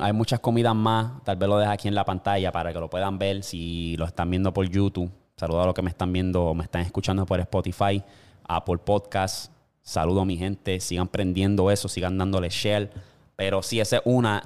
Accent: Puerto Rico

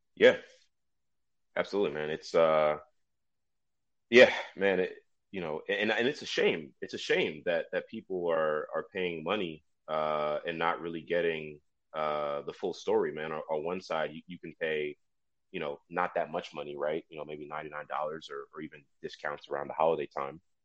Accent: New Jersey, United States; I was born and raised in New Jersey.

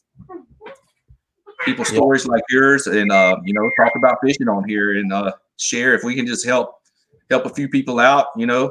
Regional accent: Southeast Georgia, United States; growing up in Southeast Georgia

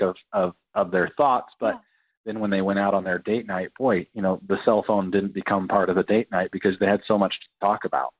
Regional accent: Utah, United States; my whole family being, growing up in Utah, they're not drinkers.

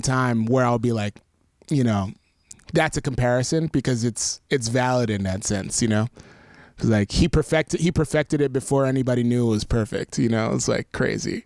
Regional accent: New York, United States; I grew up in New York, so, like, I had access to all that stuff

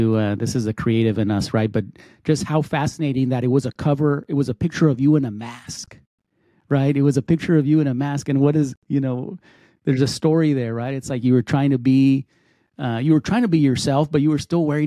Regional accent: El Paso, Texas, United States; I grew up in El Paso

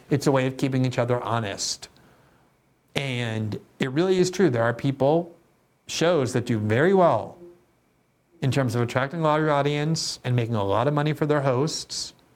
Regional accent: United States; as an American Jew, as an American

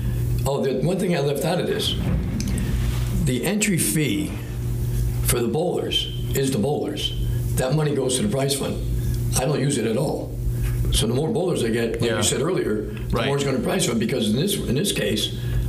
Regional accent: New England, United States; We're from New England.

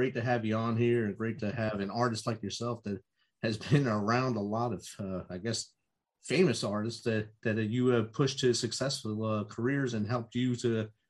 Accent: Jersey City, New Jersey, United States; now in Clarksville, United States; I'm from Jersey City.

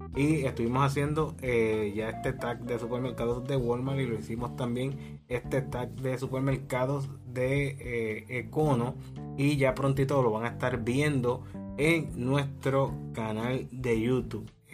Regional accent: Puerto Rico; Puerto Rico, que aquí, de aquí somos como el coquí, como somos puertorriqueños

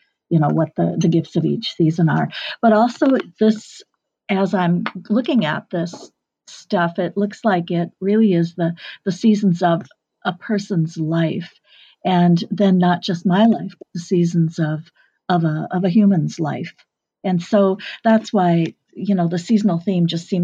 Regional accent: Duluth, Minnesota, United States; first language English; I was born in Duluth, and I was born actually fairly within blocks of the big lake myself

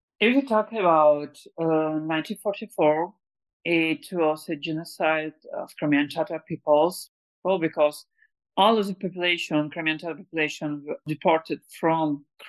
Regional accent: Uzbekistan; born there; my grandparents also were deported to Uzbekistan. That's why I was born in Uzbekistan also.

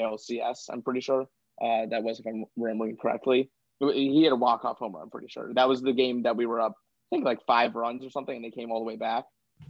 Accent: Tampa, Florida, United States; So yeah, I'm from Tampa, Florida, born and raised.

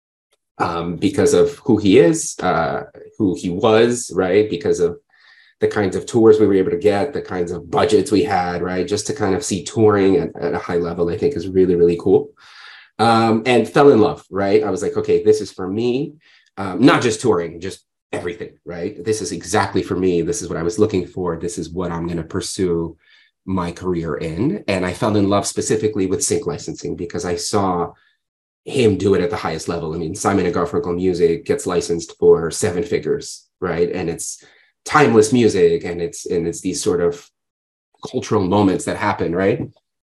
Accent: New York City, New York, United States; also born or lived in Odessa, Ukraine / Ohio; I came here when I was 7 years old with my family. I grew up in New York

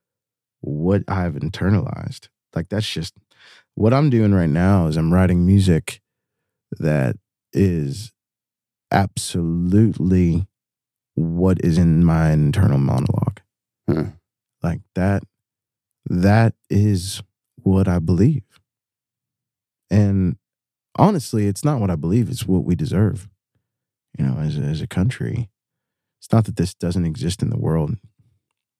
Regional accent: United States; I'm American

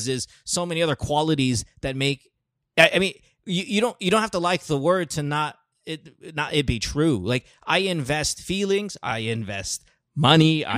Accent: Philippines; we're Filipino

